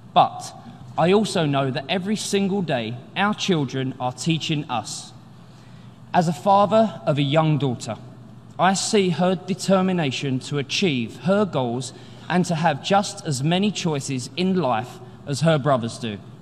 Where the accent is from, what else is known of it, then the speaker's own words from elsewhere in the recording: London, United Kingdom; I grew up in the East End of London